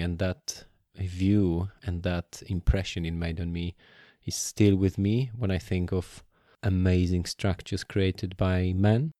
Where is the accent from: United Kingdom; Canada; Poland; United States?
Poland; I grew up in Poland